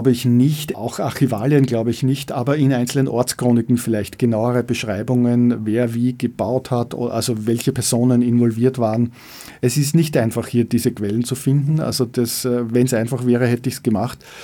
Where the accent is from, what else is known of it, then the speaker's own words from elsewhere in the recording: Leobersdorf, Lower Austria, Austria; Ich bin im Schatten aufgewachsen, ich habe dort gespielt unter der Hochquellenleitung, um das so zu sagen.